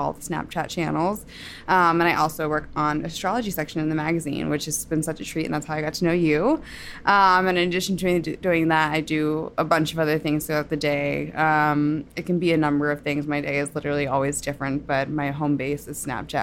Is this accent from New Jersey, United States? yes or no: yes; New Jersey, United States; I grew up in New Jersey.